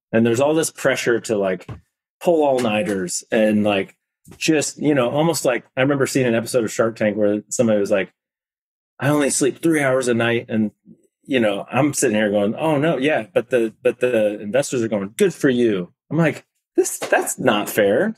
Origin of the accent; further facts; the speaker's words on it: Indiana, United States; moved away as an adult; also born or lived in Nashville, Tennessee; I grew up in Indiana